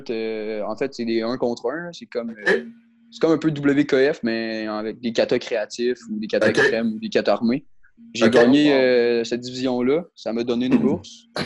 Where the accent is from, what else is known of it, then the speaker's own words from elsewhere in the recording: Quebec City, Quebec, Canada; je viens de Québec. Je suis un de Québec.